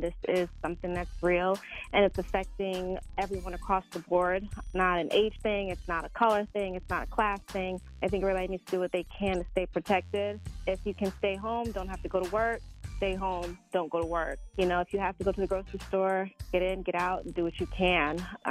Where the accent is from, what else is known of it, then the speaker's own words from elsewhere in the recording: Jamaica; Because I'm Jamaican, so, like, oxtails and rice and peas has been difficult